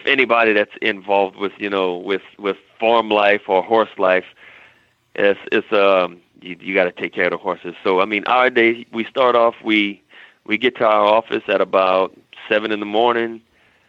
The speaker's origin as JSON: {"language": "English", "region": "South Louisiana", "country": "United States", "moved": "as an adult", "lives_now": "California, United States", "said": "I'm from South Louisiana. People do ride horses, but like my family and where I was from, we drove boats"}